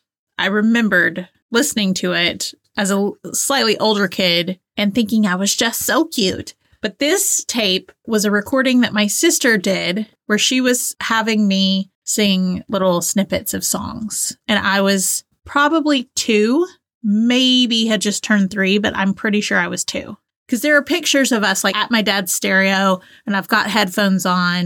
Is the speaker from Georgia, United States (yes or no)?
yes; Georgia, United States; accent: Southern; like, I grew up in Northwest Georgia, just on the other side of Chattanooga, Tennessee. I feel like when I moved away, I kind of lost my Southern accent.